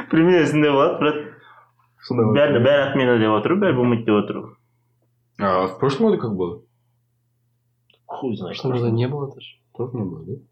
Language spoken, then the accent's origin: Russian; Canada; Я из Канады.